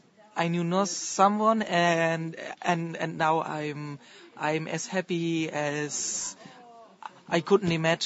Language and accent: English; Augsburg, Bavaria, Germany; English is a second language; I'm from Germany. Augsburg is in Bavaria